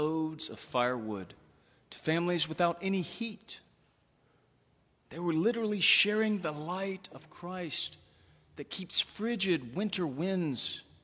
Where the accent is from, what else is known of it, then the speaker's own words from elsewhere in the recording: Montgomery, Alabama, United States; moved away as an adult; I gave up that Episcopal church in the Garden District of Montgomery, Alabama